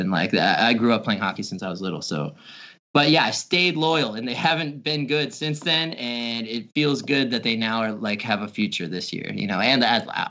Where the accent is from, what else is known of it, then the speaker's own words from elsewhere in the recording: Albany, New York, United States; Well, luckily I'm upstate New York. I'm from Albany. So I was actually raised a Jets fan.